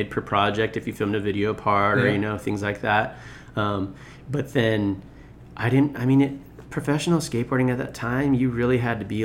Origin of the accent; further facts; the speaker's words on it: Rossmoor, California, United States; also born or lived in Long Beach, California; these two twins that I grew up with in Rossmore